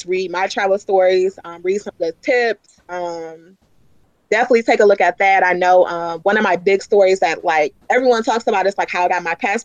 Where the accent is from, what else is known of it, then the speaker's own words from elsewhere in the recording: Detroit, Michigan, United States; I'm from Detroit.